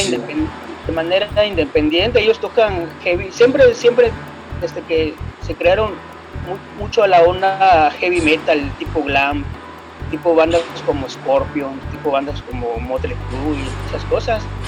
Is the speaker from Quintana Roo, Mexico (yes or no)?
yes; Cancún, Quintana Roo, Mexico; yo como crecí aquí en Cancún